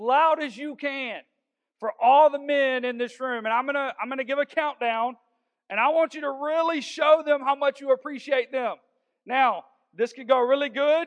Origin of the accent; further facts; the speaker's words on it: Augusta, Georgia, United States; I'm from South Augusta, and people just think I'm a fighter because I'm from there.